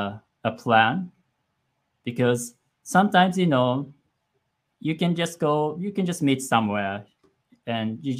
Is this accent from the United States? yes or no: no; western Japan, Japan; English is a second language; moved away; also born or lived in Tokyo; I'm actually not from Tokyo. I'm from Western Japan. But the Tokyo area is the longest I've lived.